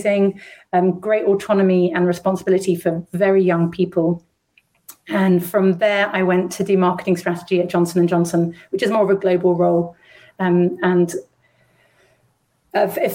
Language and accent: English; London, United Kingdom; I was brought up in London, where I am again now. I'm a rare Londoner from London.